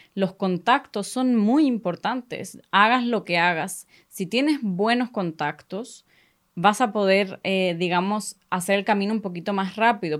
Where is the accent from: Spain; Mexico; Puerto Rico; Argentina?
Spain; first language Spanish; now in Sweden; soy, nací aquí en Suecia. Y cuando era muy pequeña eh, nos mudamos para España